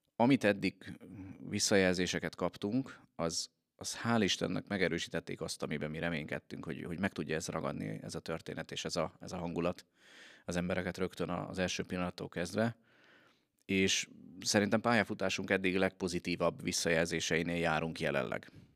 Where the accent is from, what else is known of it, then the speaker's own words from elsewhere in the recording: Veszprém, Veszprém County, Hungary; de Veszprémiként